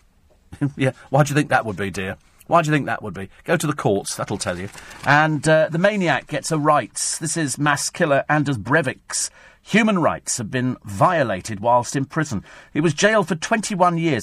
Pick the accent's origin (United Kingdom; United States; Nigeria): United Kingdom; We're British.